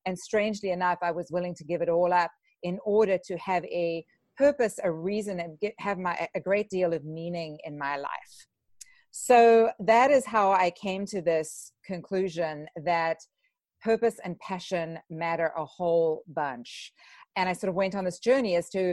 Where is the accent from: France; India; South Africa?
South Africa; moved away as an adult; also born or lived in Vancouver, British Columbia, Canada; now in United States; I immigrated from South Africa to Canada